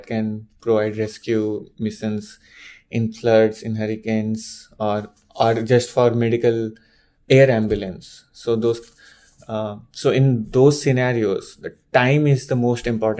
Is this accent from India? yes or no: yes; India; moved away as an adult; now in United States; I'm from India. I'm born and brought up there.